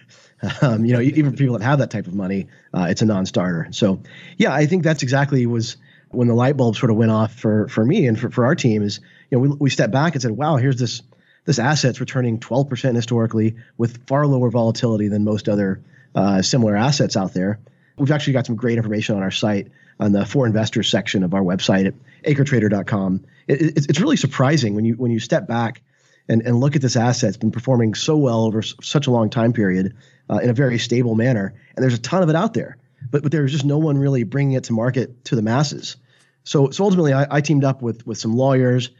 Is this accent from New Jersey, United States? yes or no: no; Arkansas, United States; moved away as an adult; also born or lived in San Francisco; he knew I was from Arkansas